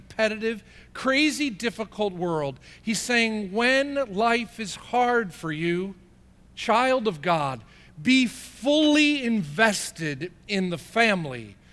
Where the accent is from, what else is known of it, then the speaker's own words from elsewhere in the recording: New Jersey, United States; I'm from Jersey.